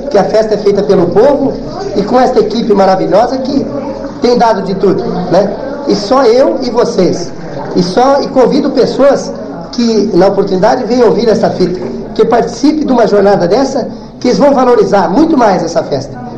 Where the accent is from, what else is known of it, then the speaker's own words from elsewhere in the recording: Água Nova, Rio Grande do Norte, Brazil; eu sou filho dessa terra aqui e fiquei afastado 20 anos da terra onde eu nasci. Mas, é, com o passar do tempo, eu passei a conviver com essa gente novamente e que eu sou criado lá na Água Nova